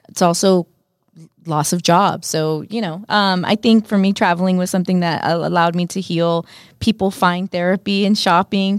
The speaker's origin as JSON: {"language": "English", "town": "Los Angeles", "region": "California", "country": "United States", "first_language": "Spanish", "second_language": "English", "said": "I'm obviously Mexican American"}